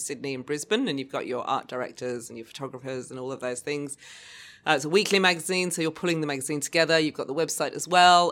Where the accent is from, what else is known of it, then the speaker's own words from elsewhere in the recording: Lewis, Outer Hebrides, Scotland, United Kingdom; also born or lived in Obuasi, Ghana; now in Australia; I actually grew up between the Outer Hebrides and West Africa, Ghana, Obuasi.